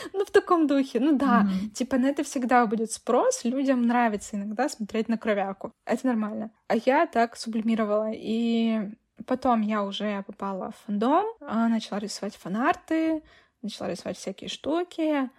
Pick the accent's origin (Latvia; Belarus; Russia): Russia; я все равно россиянка